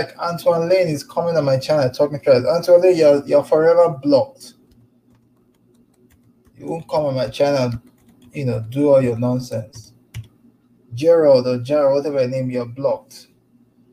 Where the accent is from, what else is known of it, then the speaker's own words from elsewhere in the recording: Lagos, Nigeria; moved away as an adult; also born or lived in St. Louis, Missouri; now in United States; I'm Nigerian myself, born, bred, grew up in Lagos